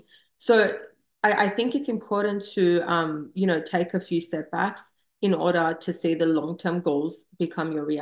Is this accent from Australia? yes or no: yes; Australia; moved away as an adult; now in Southern California, United States; growing up in Australia, I just moved here a few years ago.